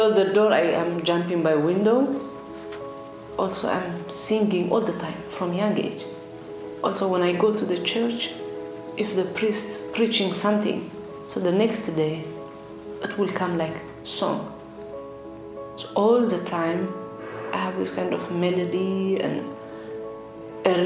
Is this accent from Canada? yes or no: no; Asmara, Eritrea; moved away; I came from Eritrea, East Africa. I was born in Asmara, capital city of Eritrea